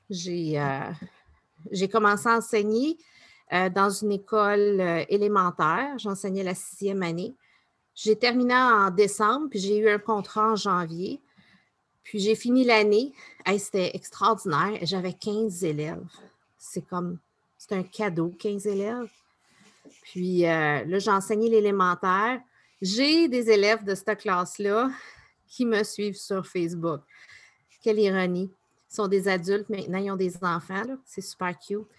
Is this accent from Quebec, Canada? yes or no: no; Newfoundland and Labrador, Canada; born there; Plus je suis neuf, parce que je suis née à Terre-Neuve.